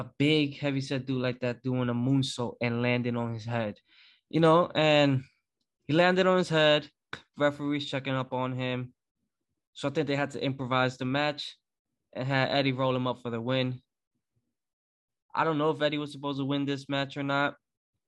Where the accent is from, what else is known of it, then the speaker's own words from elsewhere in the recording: New York, United States; I'm from New York